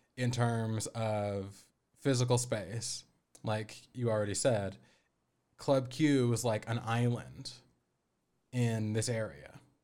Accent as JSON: {"language": "English", "town": "Aurora", "region": "Colorado", "country": "United States", "said": "I'm from Aurora, which is the second, or it's the third most populous, uh, municipality in the state, but it's connected to Denver"}